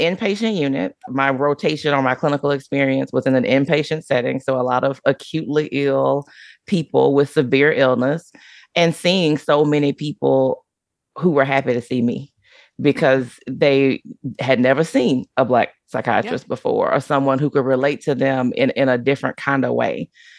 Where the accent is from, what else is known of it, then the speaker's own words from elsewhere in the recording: Deep South, United States; Plus, growing up in the Deep South, I grew up in a Black neighborhood, and that's just not something that we did